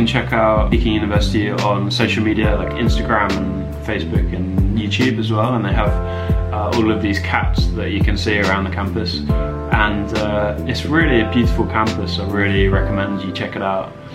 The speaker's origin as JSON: {"language": "English", "region": "England", "country": "United Kingdom", "also_born_or_lived": "Beijing", "said": "I'm from England"}